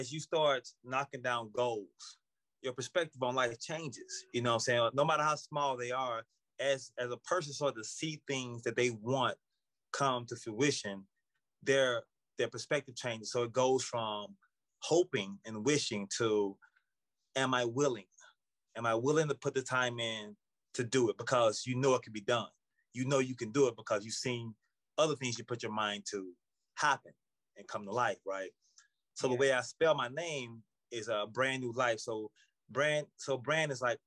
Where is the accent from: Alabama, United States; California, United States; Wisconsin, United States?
Alabama, United States; Birmingham; moved away as an adult; now in New York, United States; I'm originally from Birmingham, Alabama, born and raised